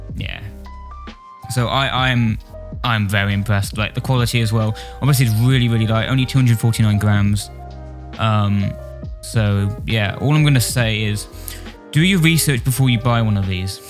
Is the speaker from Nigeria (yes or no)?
no; Wales, United Kingdom; I'm a guitarist from Wales, sort